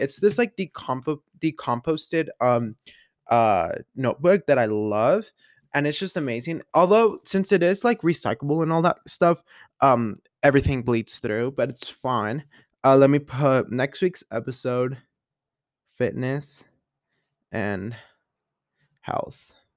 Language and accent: English; Colorado, United States; born or raised there